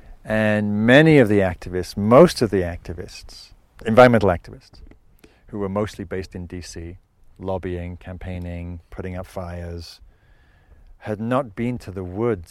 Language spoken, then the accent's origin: English; Northumberland, North East England, United Kingdom; moved away; some of the moorlands in Scotland where I grew up in Northumberland